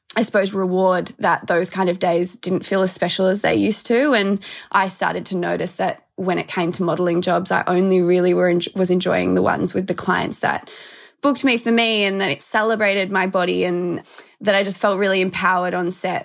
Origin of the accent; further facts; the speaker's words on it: Melbourne, Victoria, Australia; I'm from Melbourne. I've always lived here. So, yeah, born and raised Aussie